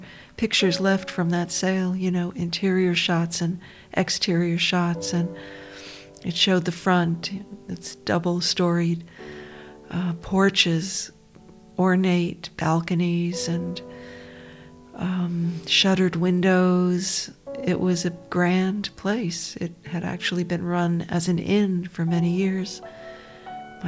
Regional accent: New York, United States; I grew up down near New York City

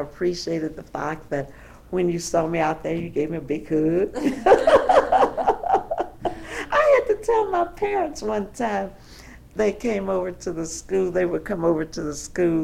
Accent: St. Louis, Missouri, United States; born or raised there; also born or lived in Cotton Valley, Louisiana

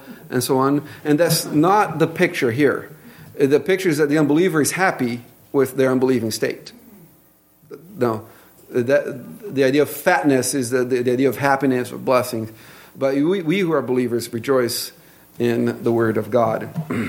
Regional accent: Brazil; accent: Brazilian English; English is a second language; moved away; my Brazilian English accent

